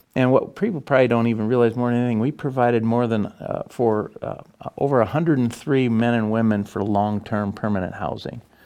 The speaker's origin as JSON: {"language": "English", "town": "Morton", "region": "Illinois", "country": "United States", "said": "my wife and I. We come from Morton"}